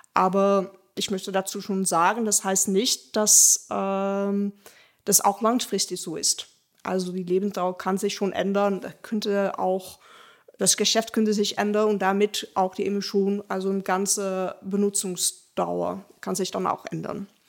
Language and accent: German; Rotterdam, South Holland, Netherlands; German is a second language; moved away as an adult; now in Dortmund, Germany; Also ich komme ursprünglich aus den Niederlanden, äh, aus Rotterdam spezifisch. Und ich bin jetzt seit anderthalb Jahren hier in Dortmund